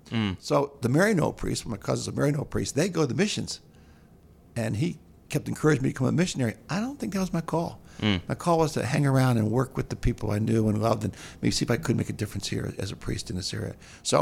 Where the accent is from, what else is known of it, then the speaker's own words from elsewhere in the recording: Bethesda, Maryland, United States; Yeah, I grew up in Bethesda.